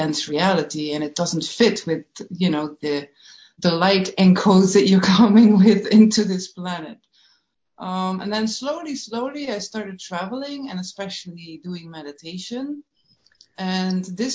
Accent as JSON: {"language": "English", "country": "Netherlands", "tie": "born or raised there", "said": "growing up in Holland in a very, very small village in a farm, with all the Dutch things that come with it"}